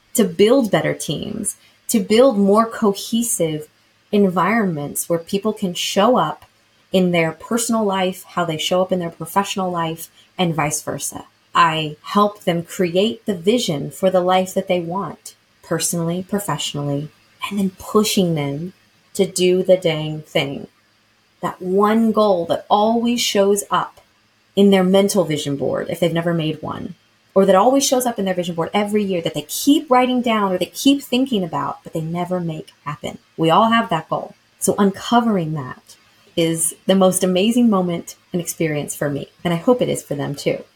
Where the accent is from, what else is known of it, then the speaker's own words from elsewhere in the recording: Lexington, Kentucky, United States; moved away; growing up in Lexington, Kentucky, shout out to my hometown and home state because I do no longer live there